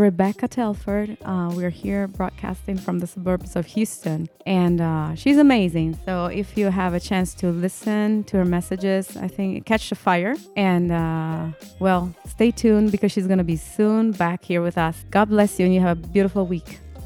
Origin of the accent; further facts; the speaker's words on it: Italy; English is a second language; moved away; I was born and raised, I was born and raised in Italy. So, yeah, that you hear the accent